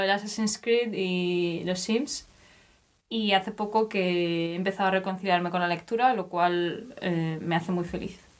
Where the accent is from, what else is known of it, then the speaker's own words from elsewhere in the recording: Spain; now in Germany; Yo soy de España, pero hace también eh, unos cuantos años que vivo en Alemania.